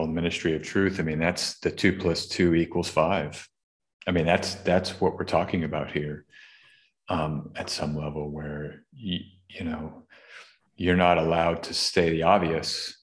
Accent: Austin, Texas, United States; Austin, Texas, my hometown

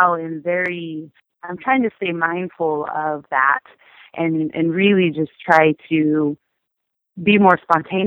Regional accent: Sacramento, California, United States; moved away as an adult; now in Los Angeles, United States; my hometown, Sacramento

